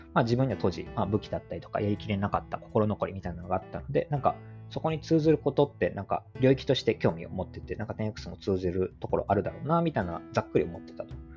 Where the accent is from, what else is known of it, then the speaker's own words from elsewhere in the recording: Hyogo, Japan; 兵庫県育ちで